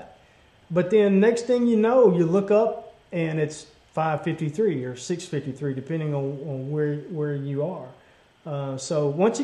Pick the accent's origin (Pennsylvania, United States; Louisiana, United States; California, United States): Louisiana, United States; Bayou Pigeon; I grew up fishing in Bayou Pigeon